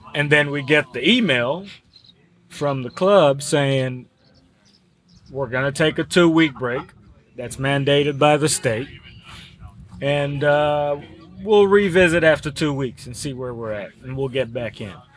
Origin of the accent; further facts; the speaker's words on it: Cameroon; also born or lived in Georgetown College, Kentucky; now in Woodford County, Kentucky, United States; I'm originally from Cameroon in West Africa